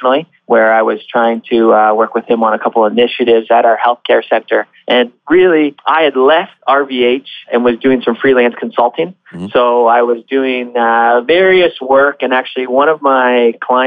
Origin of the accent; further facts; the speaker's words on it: Barrie, Ontario, Canada; I grew up in Barrie, moved away for a short time, but quickly came back to where my roots are.